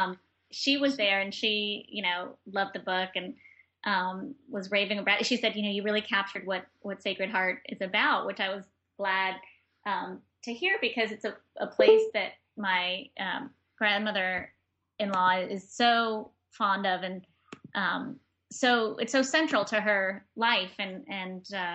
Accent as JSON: {"language": "English", "region": "New York", "country": "United States", "also_born_or_lived": "Granada, Nicaragua", "said": "as a New Yorker"}